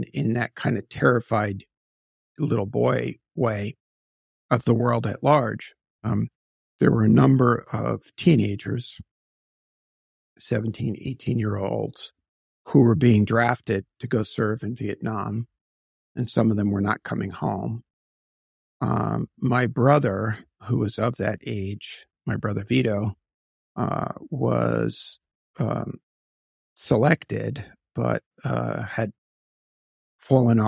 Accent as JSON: {"language": "English", "town": "New York City", "region": "New York", "country": "United States", "tie": "born or raised there", "also_born_or_lived": "Queens, New York", "said": "I was born in Brooklyn, New York in 1963, so I turned 60 this year"}